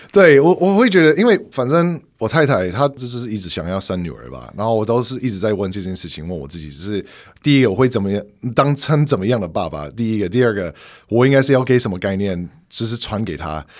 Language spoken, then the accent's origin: Chinese; northeastern Pennsylvania, United States; Chinese is a second language; moved away as an adult; now in Taiwan; 美国的宾州，东北部